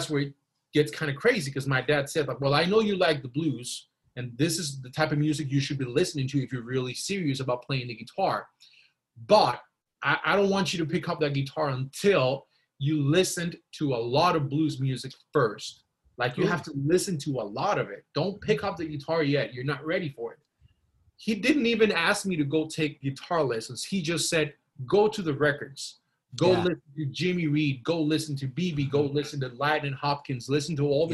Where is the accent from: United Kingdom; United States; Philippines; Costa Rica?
Costa Rica; I was born and raised in Costa Rica.